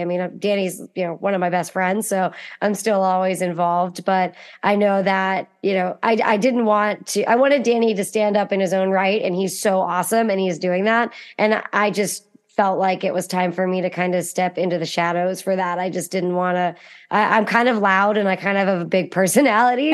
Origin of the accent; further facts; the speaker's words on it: Western Pennsylvania, United States; I'm from Western Pennsylvania, which has a really thriving hunting culture.